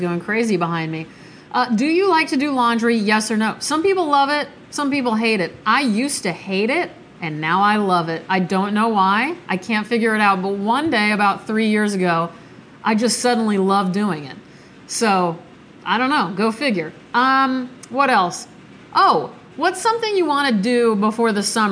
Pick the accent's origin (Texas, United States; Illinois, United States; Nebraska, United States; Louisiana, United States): Nebraska, United States; moved away; I'm from Nebraska. If you guys didn't know, that's where I was born.